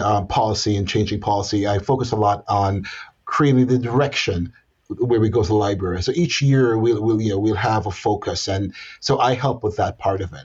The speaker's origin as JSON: {"language": "English", "country": "Jamaica", "tie": "born or raised there", "also_born_or_lived": "Northern Florida", "moved": "as an adult", "lives_now": "Austin, United States", "said": "what Americans would call an immigrant. And so I was born in Jamaica"}